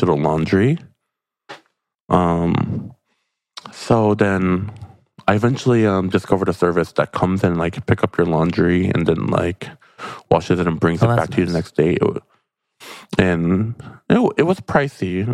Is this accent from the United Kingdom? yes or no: no; United States; me being an American